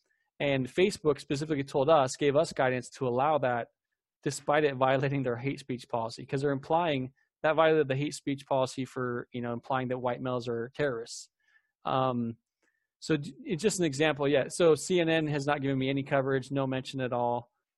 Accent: Mesa, Arizona, United States; And I'm a local here. I grew up in Mesa.

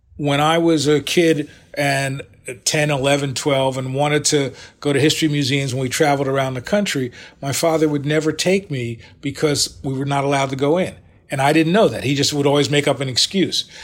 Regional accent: United States; I'm very cognizant of being African American, but also recognizing that in many ways, I'm a quintessential American.

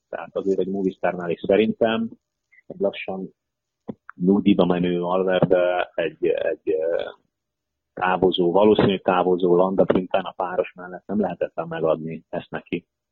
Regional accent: Hungary

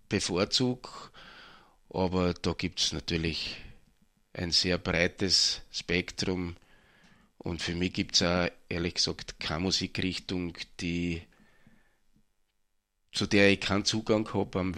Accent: Mattersburg, Burgenland, Austria; Ich bin ursprünglich aus Mattersburg, ja.

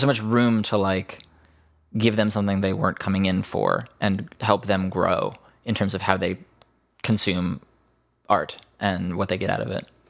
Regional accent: Bethesda, Maryland, United States; moved away; also born or lived in New York; I grew up in Bethesda

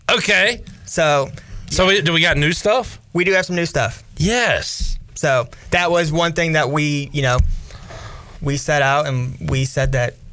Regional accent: Cleveland, Ohio, United States

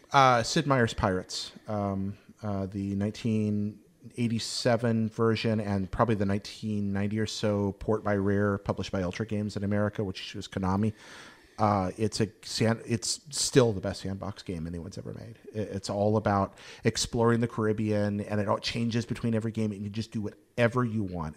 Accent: Hickory, North Carolina, United States; the Hickory Crawdads were, were my hometown baseball team

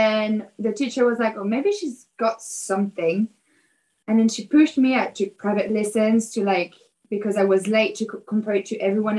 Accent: Paris, Île-de-France, France; English is a second language; I grew up in Paris and I started dancing when I was 13

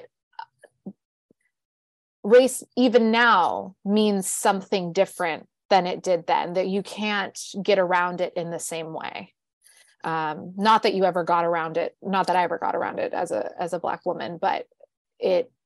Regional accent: Southern California, United States; now in New York, United States; I grew up in Southern California, which people think is very liberal

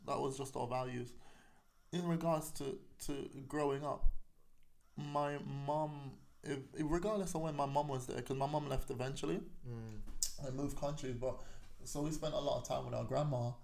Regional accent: Kingston, Jamaica; also born or lived in North West London, United Kingdom; now in United Kingdom; I was born in Kingston. Okay. Kingston 11 actually was where I grew up

